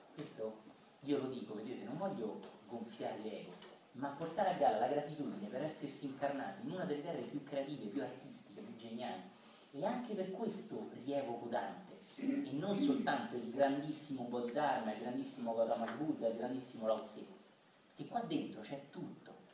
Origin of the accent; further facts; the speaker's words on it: Italy; io italiano